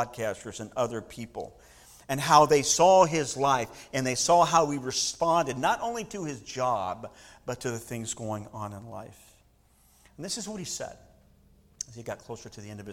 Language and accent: English; Southern California, United States; moved away; I grew up in Southern California